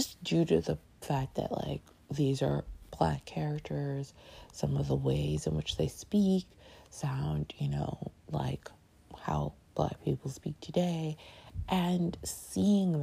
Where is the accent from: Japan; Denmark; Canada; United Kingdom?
Canada; now in New York, United States; I grew up in Canada